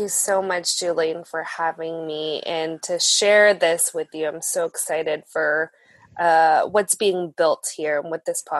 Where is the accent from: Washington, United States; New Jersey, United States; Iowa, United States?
Washington, United States; Mukilteo; also born or lived in Seattle; I'm actually a local here to the Seattle region. I was born and raised here in Seattle. I grew up in a town called Mukilteo up north with both my parents